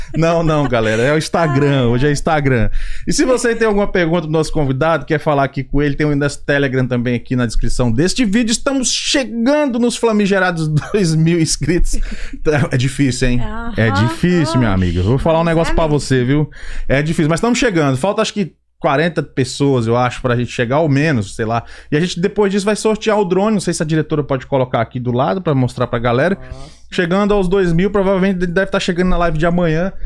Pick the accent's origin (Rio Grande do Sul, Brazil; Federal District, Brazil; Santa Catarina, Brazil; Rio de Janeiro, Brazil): Federal District, Brazil; Brasília; now in United States; nasci em Brasília